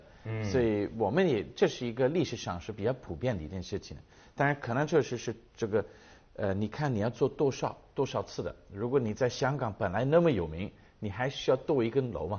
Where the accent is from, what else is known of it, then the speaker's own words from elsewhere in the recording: United Kingdom; Chinese is a second language; 其实我们在英国也看的蛮多，就是你去呃很多的嗯、呃图书馆，你会发现这个图书馆原来带了一个两百年前的一个企业家的名字